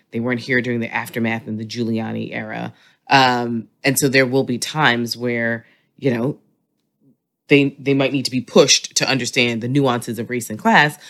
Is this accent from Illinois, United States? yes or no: no; New York City, New York, United States; I represent Hollis Queens